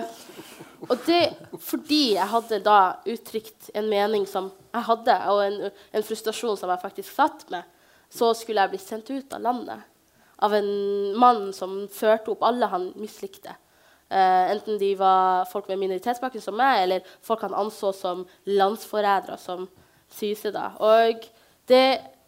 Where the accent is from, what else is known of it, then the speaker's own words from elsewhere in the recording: Bodø, Nordland, Norway; vokse opp i Bodø, en veldig fin by hvor jeg ble tatt varmt imot